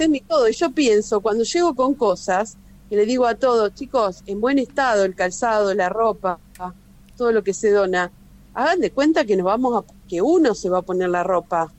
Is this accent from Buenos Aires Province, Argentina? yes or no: yes; Junín, Buenos Aires Province, Argentina; yo soy de acá de Junín, de la ciudad de Junín